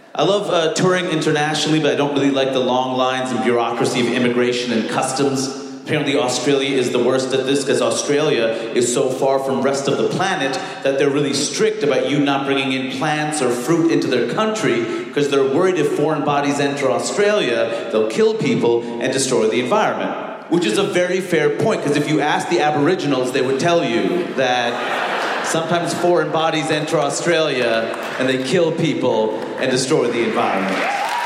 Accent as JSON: {"language": "English", "country": "United States", "said": "as an American"}